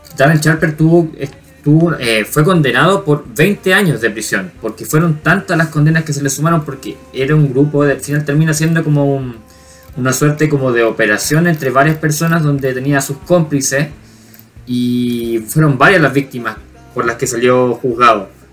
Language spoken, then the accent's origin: Spanish; Chile; para nosotros como chilenos o como latinos